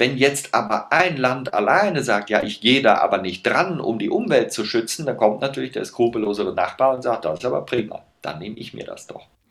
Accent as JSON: {"language": "German", "region": "Rhineland", "country": "Germany", "said": "wir sind beide Rheinländer"}